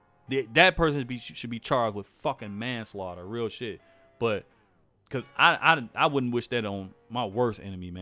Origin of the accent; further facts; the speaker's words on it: Chicago, Illinois, United States; y'all know I'm from Chicago